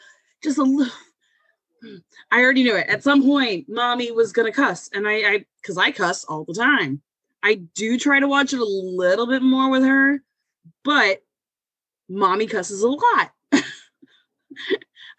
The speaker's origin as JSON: {"language": "English", "town": "Ferguson", "region": "Missouri", "country": "United States", "tie": "born or raised there", "said": "I am from St. Louis, Missouri, where I live right now. Born and raised out here, actually, Ferguson."}